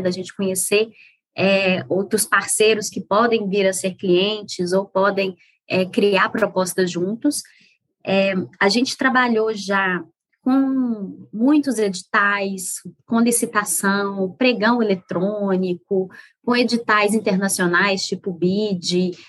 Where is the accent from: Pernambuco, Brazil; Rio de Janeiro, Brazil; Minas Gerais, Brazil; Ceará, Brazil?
Minas Gerais, Brazil; moved away; sou mineira. Hoje em dia não moro em Minas. Aliás, tem bastante tempo que eu não moro em Minas, mas o coração é mineiro